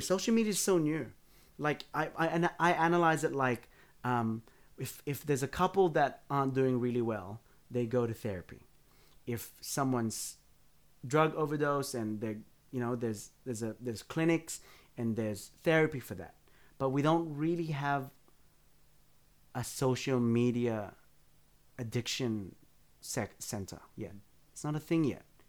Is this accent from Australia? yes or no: yes; Blacktown, New South Wales, Australia; I grew up out in Blacktown